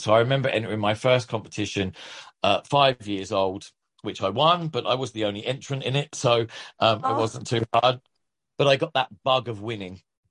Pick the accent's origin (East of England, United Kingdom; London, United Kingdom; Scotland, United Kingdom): East of England, United Kingdom; Ipswich; accent: Australian twang; local dance school from Ipswich, where I'm from. Despite this weird Australian twang that I have, I am from Ipswich. I'm a Suffolk boy.